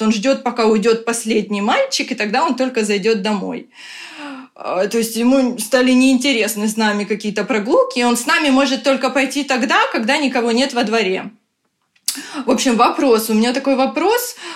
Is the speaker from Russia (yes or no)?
no; Ukraine; moved away as an adult; now in Tallinn, Estonia; мы сами из Украины, сейчас вынуждены живем в Таллине